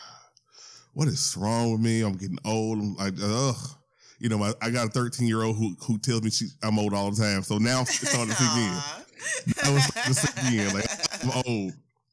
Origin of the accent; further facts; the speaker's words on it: Louisiana, United States; moved away; I'm originally from Louisiana.